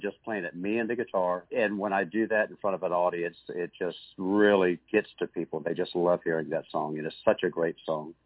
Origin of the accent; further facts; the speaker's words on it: Virginia Beach, Virginia, United States; Virginia Beach, Virginia, my hometown